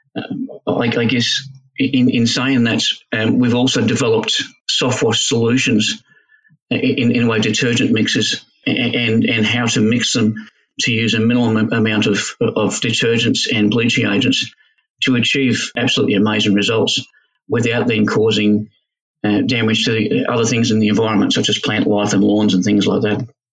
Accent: Australia; as Australian blokes

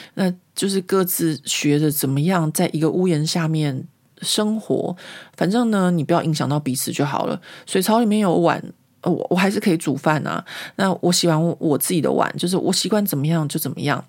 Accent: Taiwan; now in France; 我们台湾人

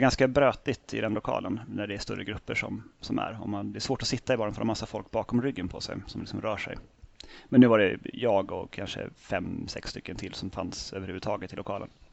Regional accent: Norrtälje, Stockholm County, Sweden; Jag är ju då från Norrtälje från början

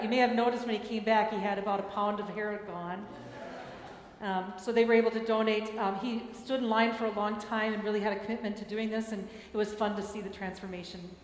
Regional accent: Minneapolis, Minnesota, United States; moved away; in Minneapolis. So the next one will be in my hometown

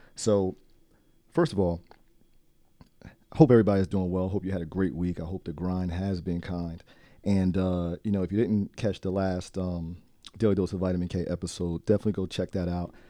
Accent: Trenton, New Jersey, United States; I grew up in Trenton

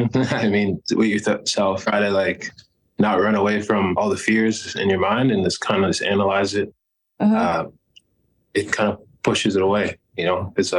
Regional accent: Canada; Like, that's it because we're Canadian.

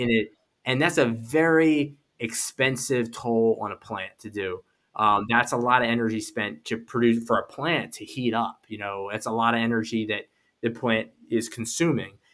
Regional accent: Philadelphia, Pennsylvania, United States; I grew up in Philadelphia in the city

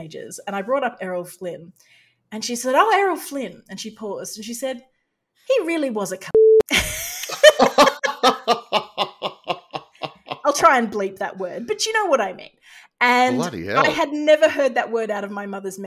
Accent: Australia; as an Australian

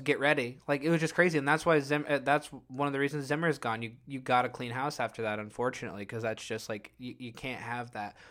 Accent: Illinois, United States; we grew up in Illinois

